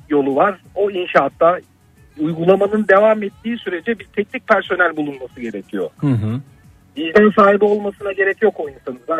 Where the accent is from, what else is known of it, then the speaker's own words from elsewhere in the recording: Gaziantep, Turkey; Ben Antepliyim bu arada.